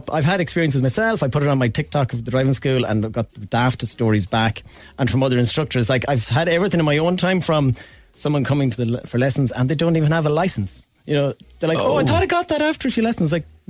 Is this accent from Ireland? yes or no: yes; Galway, Connacht, Ireland; moved away; I am actually originally from Galway